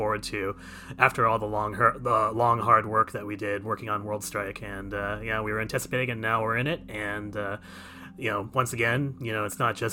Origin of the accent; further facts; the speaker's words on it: San Francisco, California, United States; I am from the West Coast